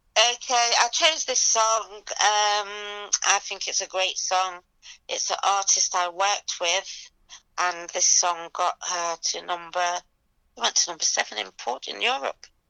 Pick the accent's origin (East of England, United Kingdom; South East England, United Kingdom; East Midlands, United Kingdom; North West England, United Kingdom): East Midlands, United Kingdom; Leicester; now in London, United Kingdom; I'm originally from Leicester. Um, I live in London